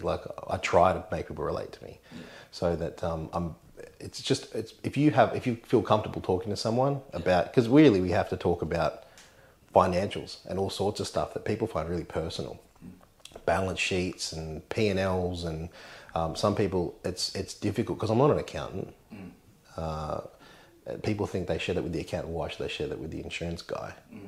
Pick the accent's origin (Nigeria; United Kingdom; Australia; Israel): Australia; Urunga, New South Wales; also born or lived in Tweed Heads; I grew up in Urunga, which is not far from here. Went to Bellingen High School locally